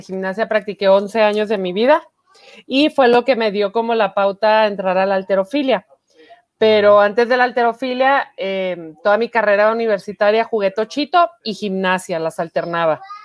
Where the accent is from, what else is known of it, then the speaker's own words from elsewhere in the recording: Chihuahua, Mexico; Yo soy de aquí, de Chihuahua, Chihuahua. Mm, aquí nací